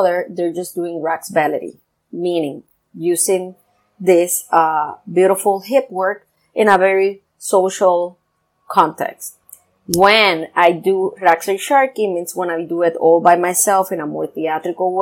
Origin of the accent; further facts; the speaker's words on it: Puerto Rico; I come from Puerto Rico